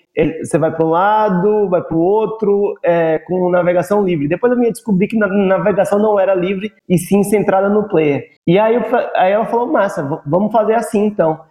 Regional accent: Salvador, Bahia, Brazil; moved away as an adult; also born or lived in São Paulo; eu saí de Salvador Fui morar em São Paulo para trabalhar nas maiores agências

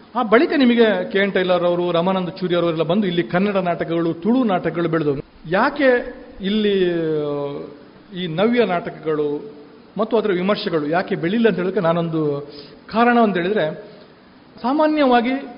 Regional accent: Kukke Subramanya, Karnataka, India; ನಾನು ಕುಕ್ಕೆ ಸುಬ್ರಹ್ಮಣ್ಯದವನು ನನ್ನ ಊರಿನಲ್ಲಿ

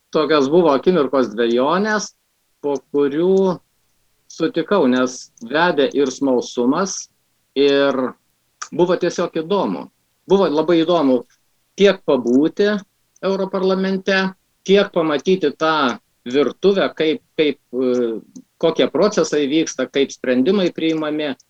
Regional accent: Lithuania; mes lietuviai

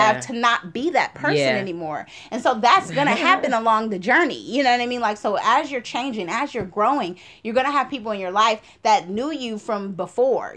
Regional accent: Oakland, California, United States; moved away; I'm from Oakland.

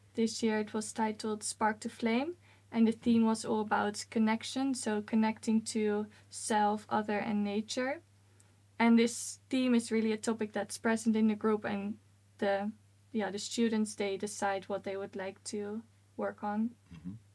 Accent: Netherlands; moved away as an adult; now in Sweden; I'm originally from the Netherlands

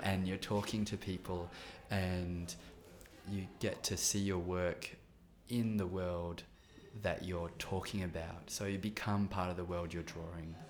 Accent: countryside near Adelaide, South Australia, Australia; moved away as an adult; also born or lived in Melbourne; before Adelaide, I lived on the farm in the countryside

